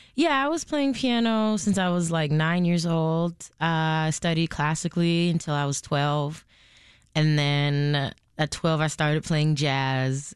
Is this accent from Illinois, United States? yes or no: yes; Chicago, Illinois, United States; growing up in Chicago